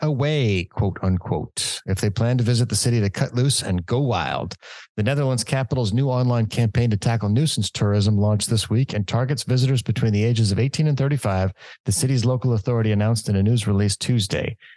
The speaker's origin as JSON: {"language": "English", "region": "Southern California", "country": "United States", "tie": "born or raised there", "said": "for us guys growing up in Southern California, we always had Tijuana"}